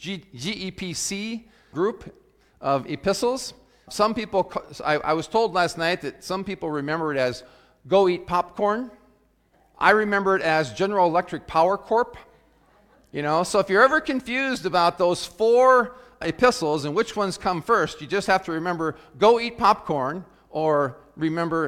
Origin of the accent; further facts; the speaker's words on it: South Dakota, United States; as a young person growing up in South Dakota when I was in high school